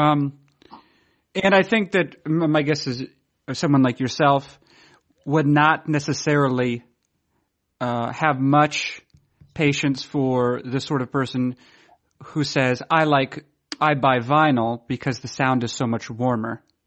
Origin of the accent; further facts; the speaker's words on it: New Hampshire, United States; now in Maine, United States; I grew up in New Hampshire